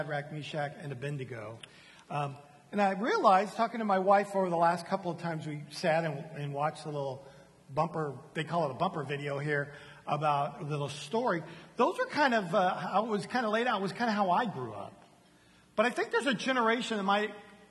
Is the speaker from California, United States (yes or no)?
yes; San Diego, California, United States; now in Houston, United States; I come from San Diego, California